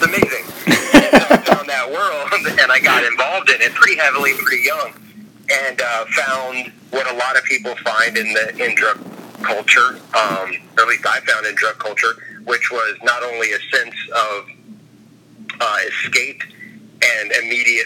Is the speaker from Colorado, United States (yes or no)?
no; Orlando, Florida, United States; also born or lived in Kissimmee, Florida; I was from the Orlando area, raised by my great aunt and lived with her kids.